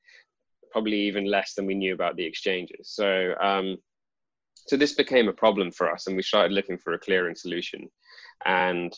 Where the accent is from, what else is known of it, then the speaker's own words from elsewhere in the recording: United Kingdom; also born or lived in London; I grew up in the UK